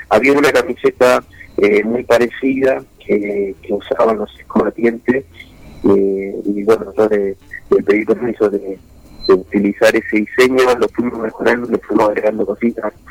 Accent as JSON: {"language": "Spanish", "country": "Argentina", "said": "todos nos ponemos la camiseta de la selección argentina y somos todos de hinchas"}